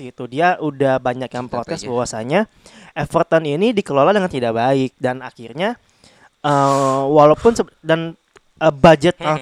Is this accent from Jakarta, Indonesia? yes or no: yes; Jakarta, Indonesia; karena gua orang bukan orang Mercedes, gua orang Jakarta ya